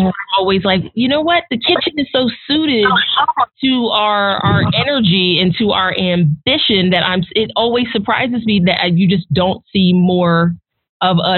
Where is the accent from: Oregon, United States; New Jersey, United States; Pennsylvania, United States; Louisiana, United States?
New Jersey, United States; now in Nashville, United States; I grew up in South Jersey outside of Philadelphia